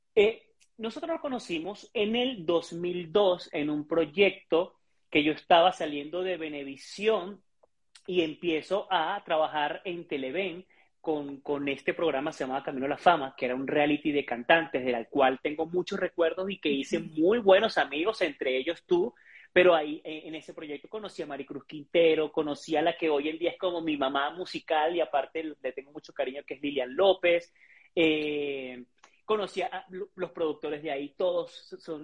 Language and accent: Spanish; Venezuela; moved away as an adult; also born or lived in Ecuador / Argentina / Guadalajara, Mexico; now in Mexico City, Mexico; en mi país, Venezuela